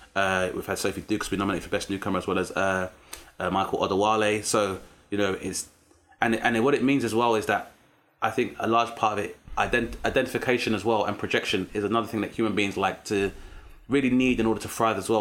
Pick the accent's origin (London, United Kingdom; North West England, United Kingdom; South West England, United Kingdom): London, United Kingdom; growing up in South East London as a black British male